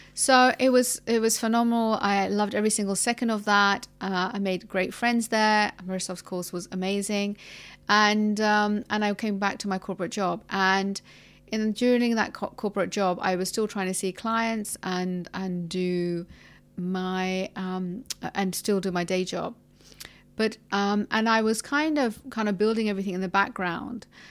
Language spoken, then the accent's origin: English; London, United Kingdom; moved away as an adult; now in United Arab Emirates; I'm from London and I've been here in the U A E for about, I think, nearly thirteen years.